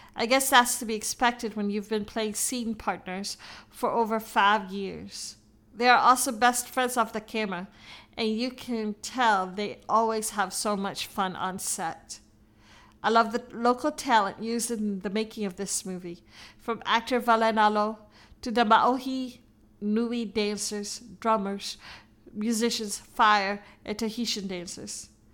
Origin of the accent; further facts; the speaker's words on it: Hawaii, United States; my beautiful state, my home state, Hawaii